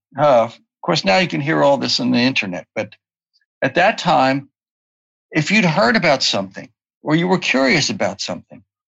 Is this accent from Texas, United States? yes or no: no; Baltimore, Maryland, United States; born or raised there